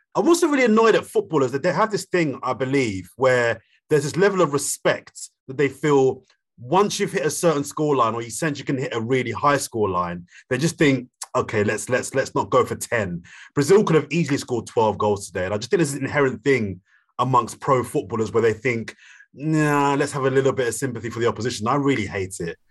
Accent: London, United Kingdom; I'm from South London

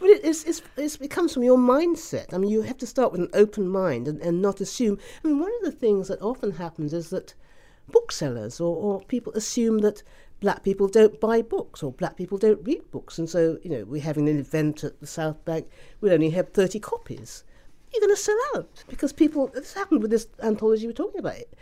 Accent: Ghana; I was born in Ghana

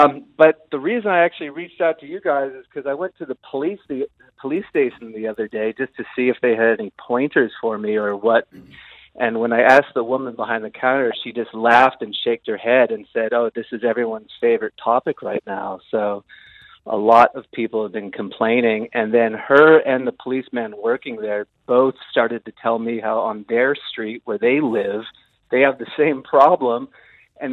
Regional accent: Berkeley, California, United States; now in Gisborne, New Zealand; From Northern California, Berkeley, California.

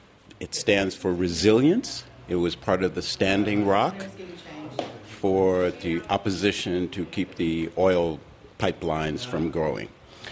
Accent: Kailua-Kona, Hawaii, United States; I'm from the Big Island of Hawaii, Kona side, visiting my whānau here in Aotearoa.

